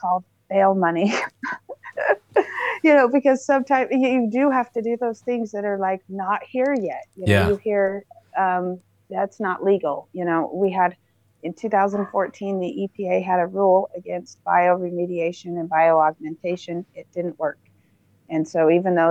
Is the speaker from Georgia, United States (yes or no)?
no; White City, Utah, United States; moved away; I grew up in White City, Utah